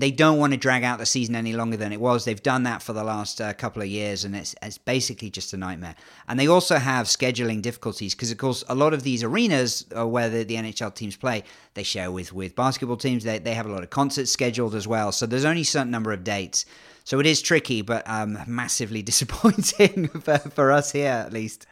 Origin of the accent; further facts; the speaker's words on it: England, United Kingdom; accent: English; despite the English accent, I'm half Canadian